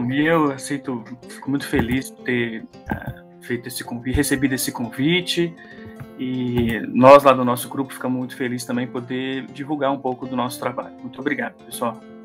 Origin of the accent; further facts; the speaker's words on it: Três Pontas, Minas Gerais, Brazil; also born or lived in Belo Horizonte / Betim; eu cresci em, em Três Pontas, no sul de Minas